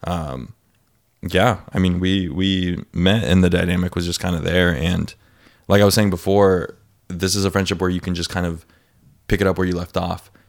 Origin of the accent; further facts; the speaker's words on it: North County, San Diego County, California, United States; also born or lived in Escondido; I'm from North County